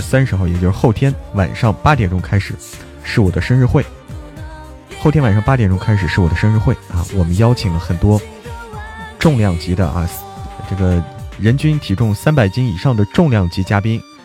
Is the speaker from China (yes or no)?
yes; Zhangjiakou, Hebei, China; 河北张家口